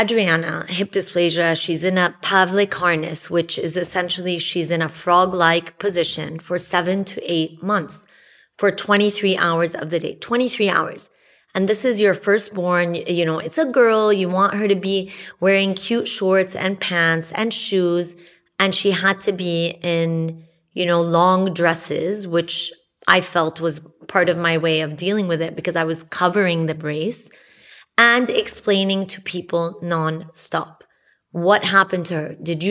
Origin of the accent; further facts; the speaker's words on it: Saudi Arabia; Yeah, we grew up together in Saudi Arabia.